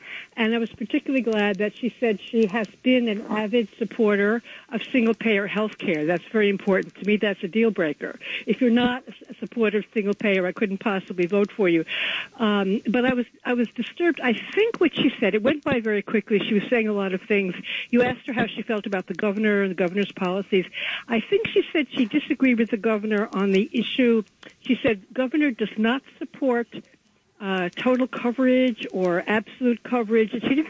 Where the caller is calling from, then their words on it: New York, United States; from East Village.